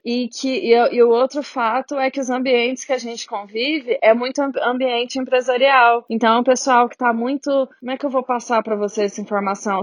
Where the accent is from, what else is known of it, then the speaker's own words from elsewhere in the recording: Brazil; moved away as an adult; now in Ireland; Ainda não tive nada negativo por ser brasileira